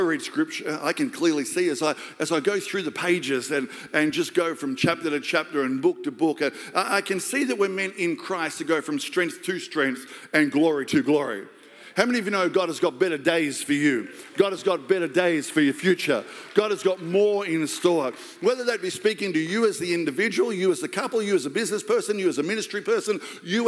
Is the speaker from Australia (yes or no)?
yes; Australia; I'm just Australian